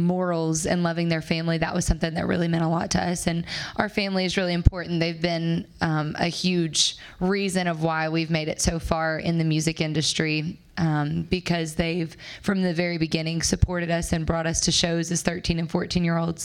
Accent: Alabama, United States; moved away as an adult; now in Nashville, United States; We're all from Alabama, and we'd moved to Nashville about a year ago.

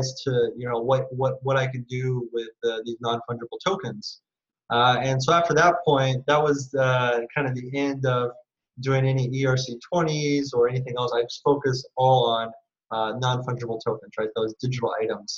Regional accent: California, United States; moved away as an adult; now in Singapore; I moved to Asia because I'm from California

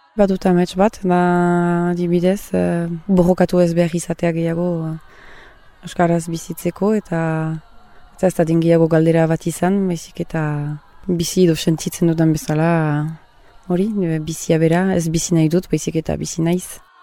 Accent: Soule, Nouvelle-Aquitaine, France; now in Irun, Spain; ni Sibirotaren naiz sortzez, eta horrein eh, bat urte batzu irunian bizi naizela

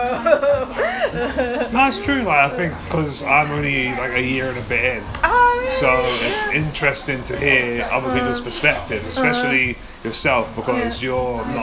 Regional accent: London, United Kingdom; I'm from London

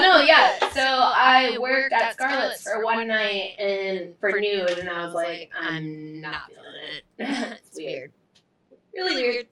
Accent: New Brighton, Minnesota, United States; I'm from New Brighton, Minnesota

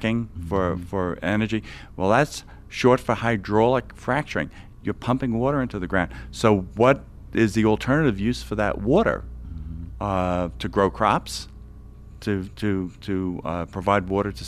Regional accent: New York City, New York, United States; the Atlantic Yards development in Brooklyn, New York, my hometown.

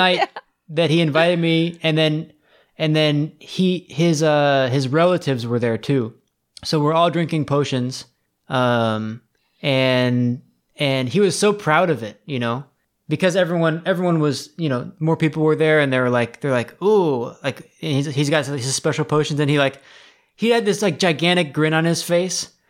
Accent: United States; I grew up in America

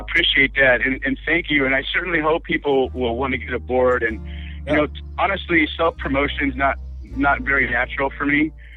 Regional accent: Los Angeles, California, United States; I was I was raised in Hollywood

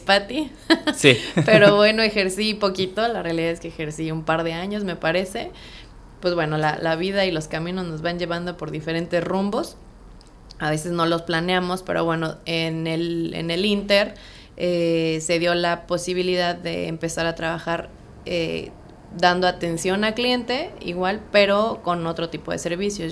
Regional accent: Mexico City, Mexico; moved away as an adult; now in Playa del Carmen, Mexico; soy originaria de Ciudad de México y pues tengo aquí ya radicando en Playa del Carmen cuatro años y medio

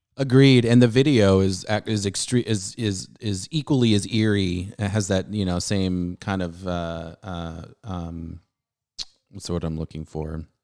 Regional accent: San Diego, California, United States; I grew up in Southern California

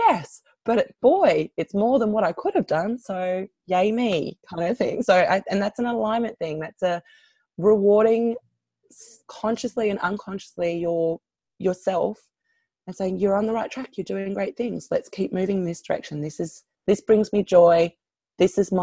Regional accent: Australia; I'm an Australian

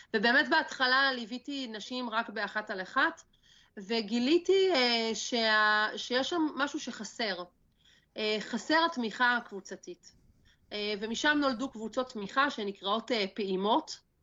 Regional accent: a kibbutz in northern Israel, Northern District, Israel; אני בת קיבוץ, גדלתי פה ליד האדמה, אה, אני הולכת לבנות את הבית שלי פה

